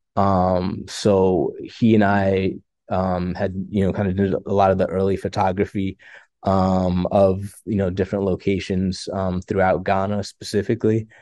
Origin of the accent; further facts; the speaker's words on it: Farmington, Connecticut, United States; also born or lived in Pennsylvania; I'm from, um, Farmington, Connecticut originally. Um, born and raised in Connecticut